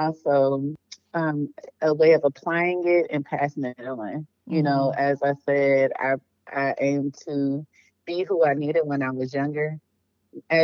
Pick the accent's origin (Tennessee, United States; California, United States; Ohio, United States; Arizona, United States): Ohio, United States; Cleveland; moved away as an adult; now in Atlanta, United States; Originally, I'm from Cleveland, Ohio